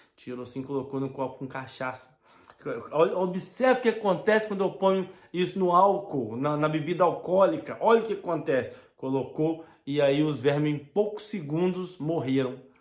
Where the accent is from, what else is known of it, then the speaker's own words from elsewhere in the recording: Brazil; now in Portugal; na minha cidade, no meu bairro, né, onde eu vivia, tinha, tinha todo bairro de cidade pequena, cidade do interior, de vilarejos, assim lá no Brasil